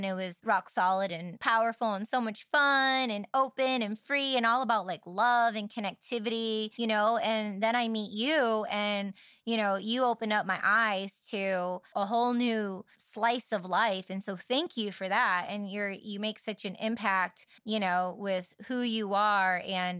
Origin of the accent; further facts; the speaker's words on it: Michigan, United States; moved away; And growing up in Michigan, it was very limited of languages and words that I was exposed to and heard. And then I went to California.